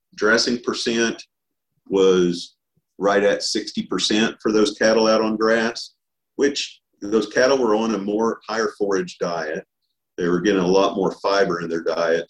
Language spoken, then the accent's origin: English; Oklahoma, United States; also born or lived in Arkansas; I was born and raised here in Oklahoma, uh, just a little ways here from Stillwater